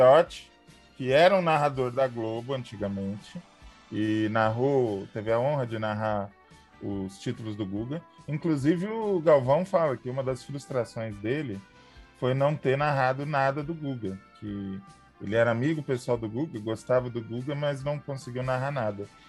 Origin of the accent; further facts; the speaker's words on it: São Paulo, Brazil; now in São José do Rio Preto, Brazil; na minha infância, quando eu morava em São Paulo, capital